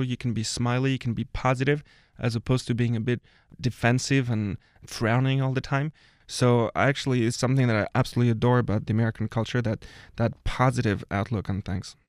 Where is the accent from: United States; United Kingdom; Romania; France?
France; Paris, Île-de-France; I guess I qualify as a, as a full-on Parisian, born and raised